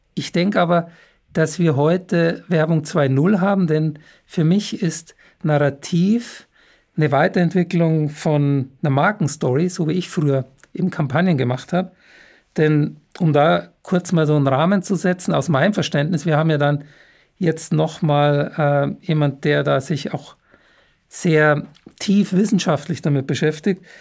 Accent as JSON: {"language": "German", "town": "Munich", "region": "Bavaria", "country": "Germany", "tie": "born or raised there", "said": "ich bin ein ein echter gebürtiger Münchner"}